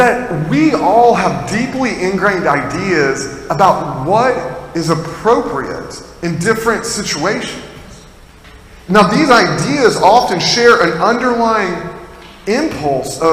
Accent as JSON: {"language": "English", "region": "Tennessee", "country": "United States", "moved": "yes", "lives_now": "Massachusetts, United States", "said": "I'm not from Massachusetts originally, I'm from Tennessee"}